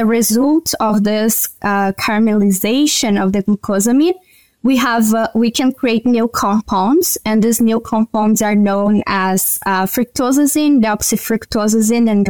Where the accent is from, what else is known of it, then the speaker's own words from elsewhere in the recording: Brazil; moved away as an adult; also born or lived in Paraná, Brazil / Alberta, Canada; now in Canada; I'm from Brazil, and I did my undergrad